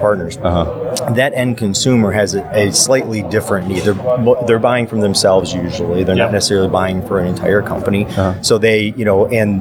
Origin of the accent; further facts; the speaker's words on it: Michigan, United States; I'm from Michigan